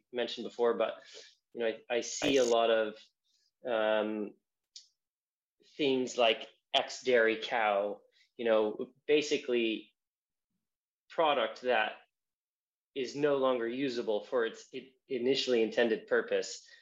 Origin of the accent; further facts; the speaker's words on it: Southern California, United States; moved away as an adult; now in London, United Kingdom; coming from California